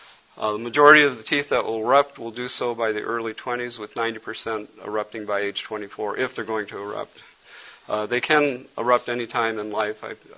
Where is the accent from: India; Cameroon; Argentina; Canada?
Cameroon; he was from Cameroon and knew I was from Cameroon